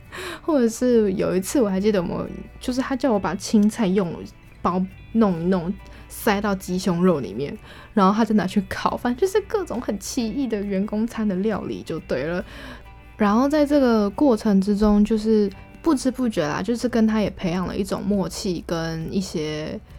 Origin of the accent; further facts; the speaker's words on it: Taiwan; 我们台湾人算是蛮晚走的